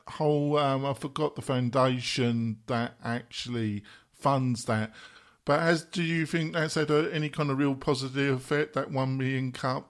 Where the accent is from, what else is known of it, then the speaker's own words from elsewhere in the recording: United Kingdom; I am British